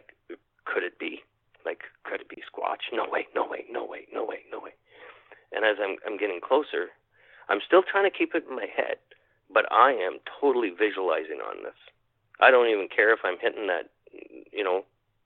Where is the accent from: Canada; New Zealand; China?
Canada; Winnipeg, Manitoba; I'm from Winnipeg